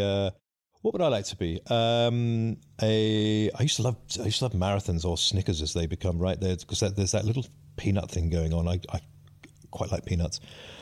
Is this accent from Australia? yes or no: no; South East England, United Kingdom; I know a little bit about anarchy. Believe me, I grew up in Kent.